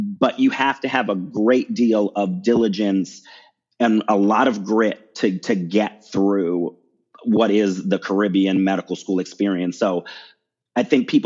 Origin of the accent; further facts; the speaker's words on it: Baltimore, Maryland, United States; I'm from Maryland, the Maryland, Baltimore area. That's where I grew up.